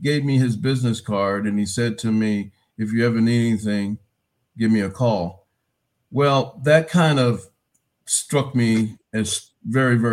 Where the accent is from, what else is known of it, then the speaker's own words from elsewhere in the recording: Riverside, California, United States; I'm from Southern California, Riverside, California